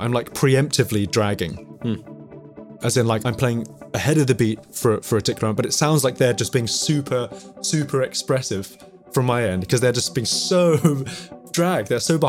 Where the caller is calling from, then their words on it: London, United Kingdom; I'm calling from North London, calling from my lockdown location, my family music room.